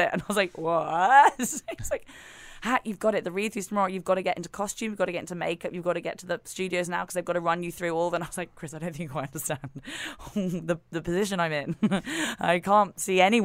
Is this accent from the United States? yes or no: no; England, United Kingdom; We are so English.